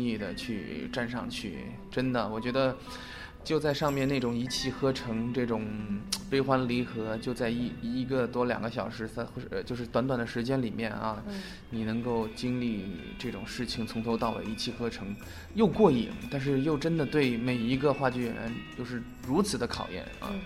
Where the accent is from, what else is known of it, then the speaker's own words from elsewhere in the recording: Chengdu, Sichuan, China; now in Beijing, China; 首先我是成都老青年啊， 土生土长的成都人， 然后，呃，其实成都对于我来说，就是我的家乡首先是毋庸置疑的， 而且，呃，其实我工作重点在北京，但是每次回到成都